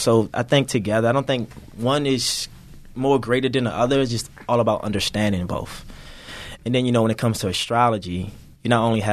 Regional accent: Baltimore, Maryland, United States; I'm from Baltimore City, by the way. So growing up in inner city, it's a lot of challenges

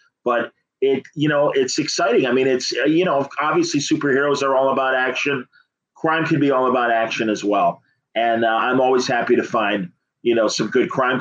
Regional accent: Chicago, Illinois, United States; also born or lived in Bloomington, Illinois; I'm born and bred in Chicago

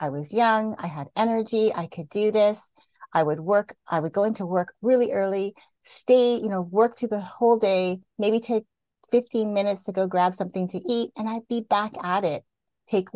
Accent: Canada; I grew up in Canada, so I'm used to the seasons.

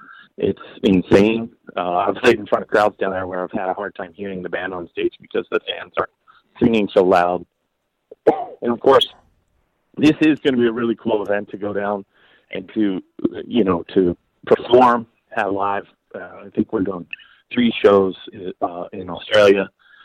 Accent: York, Pennsylvania, United States; born or raised there; also born or lived in McConnellsburg, Pennsylvania

